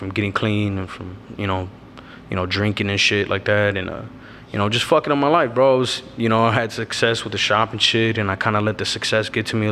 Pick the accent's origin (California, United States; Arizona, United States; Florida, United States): Arizona, United States; Avondale; I'm from Avondale, Arizona, Dodge City. I pretty much was fucking born and raised in this city